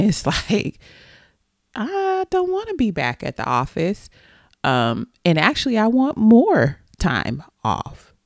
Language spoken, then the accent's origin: English; Texas, United States; I am a Texan, a native Texan